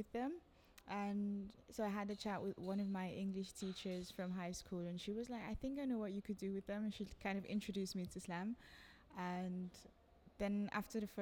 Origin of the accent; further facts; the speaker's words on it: Nigeria; now in Austria; I'm from Nigeria, and I live in Austria at the moment